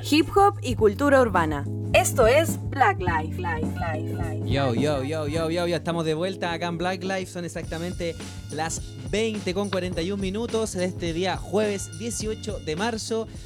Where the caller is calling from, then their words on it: Argentina; Bueno, desde Argentina